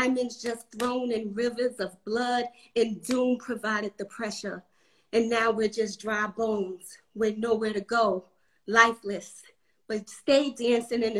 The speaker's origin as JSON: {"language": "English", "town": "New York City", "region": "New York", "country": "United States", "tie": "born or raised there", "also_born_or_lived": "North Carolina", "moved": "as an adult", "lives_now": "Atlanta, United States", "said": "growing up in New York"}